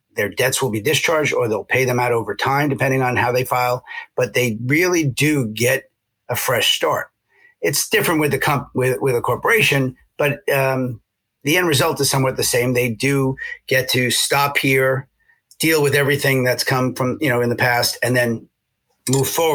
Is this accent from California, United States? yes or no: no; New York City, New York, United States; moved away as an adult; also born or lived in Syracuse, New York; now in Connecticut, United States; New Yorker, born and raised till I was about 30. I grew up in Hollis Hills, Queens, public schools